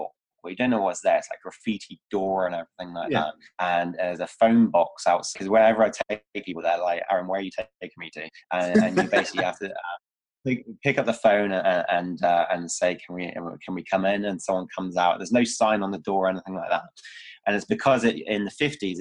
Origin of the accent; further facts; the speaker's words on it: Cornwall, South West England, United Kingdom; now in Bristol, United Kingdom; I'm originally from Cornwall. It was a small, like in the Styx area. Hated it.